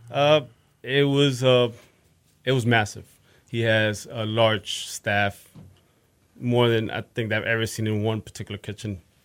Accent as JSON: {"language": "English", "town": "Fort Lauderdale", "region": "Florida", "country": "United States", "tie": "born or raised there", "also_born_or_lived": "Bronx, New York / New York / Northeast US", "moved": "as an adult", "lives_now": "Houston, United States", "said": "grew up in South Florida for the most part. Fort Lauderdale. I was born in the Bronx."}